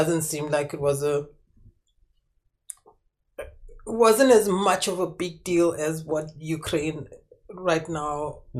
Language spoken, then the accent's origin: English; South Africa; as a South African